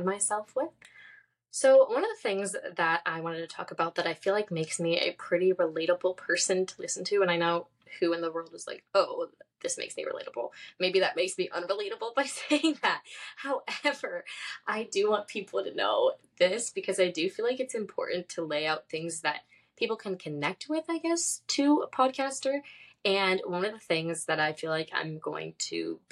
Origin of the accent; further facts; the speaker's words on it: San Diego, California, United States; moved away as an adult; also born or lived in Florida; I grew up in San Diego, California